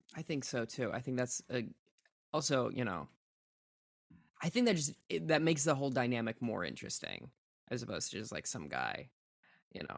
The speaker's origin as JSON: {"language": "English", "region": "Minnesota", "country": "United States", "said": "I'm from Minnesota."}